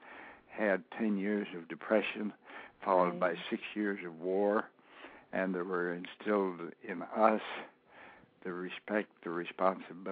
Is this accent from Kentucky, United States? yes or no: no; Cleveland, Ohio, United States; my background commenced in 1928 when I went downtown to Cleveland, Ohio, to Frankfort Avenue